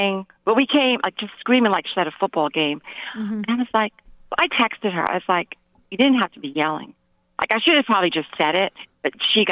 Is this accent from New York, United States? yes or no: yes; New York, United States; moved away as an adult; now in Huntsville, Alabama, United States; I'm originally from New York